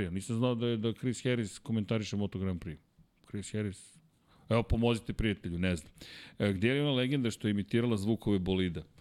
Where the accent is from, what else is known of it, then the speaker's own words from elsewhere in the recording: Serbia; ja sam iz Srbije